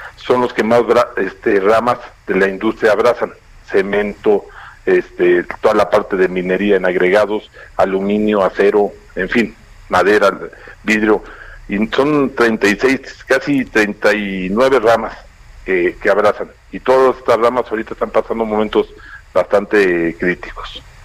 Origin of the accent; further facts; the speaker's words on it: Mexico; todos como mexicanos